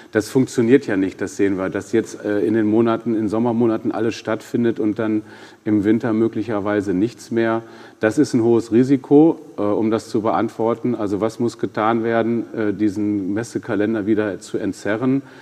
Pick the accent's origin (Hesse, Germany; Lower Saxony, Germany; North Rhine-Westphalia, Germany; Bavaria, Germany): North Rhine-Westphalia, Germany; Ja, wir, wir kommen ja aus Ostwestfalen und ich tue mich da mit Superlativen, wie Sie wissen, da immer schwer.